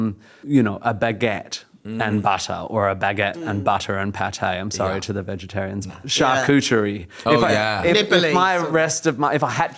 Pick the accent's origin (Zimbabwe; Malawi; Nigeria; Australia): Australia; being an Australian male, I will often go, it's a lovely day, so I'll do it all on a barbecue